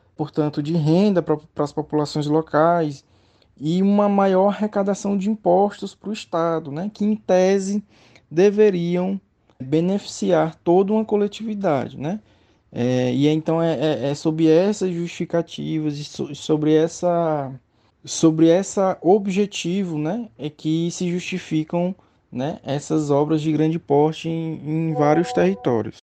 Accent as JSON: {"language": "Portuguese", "town": "Teresina", "region": "Piauí", "country": "Brazil", "said": "sou do Piauí, de Teresina, Piauí, onde eu me formei em Direito"}